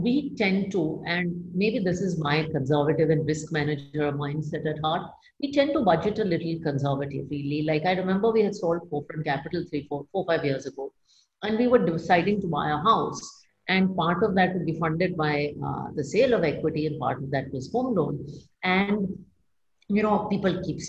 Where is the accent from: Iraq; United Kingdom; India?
India; as an Indian woman